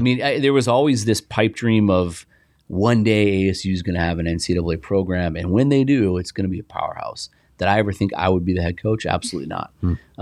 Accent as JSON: {"language": "English", "town": "Indianapolis", "region": "Indiana", "country": "United States", "tie": "born or raised there", "moved": "yes", "lives_now": "Arizona, United States", "said": "I played on a great team growing up in Indianapolis"}